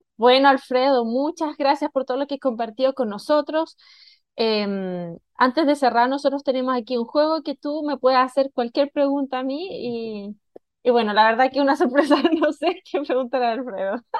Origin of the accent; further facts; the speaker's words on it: China; also born or lived in Chile; now in Mexico; yo nací en Chile, eh, como muchos también de la audiencia conocen, yo viví toda mi juventud en China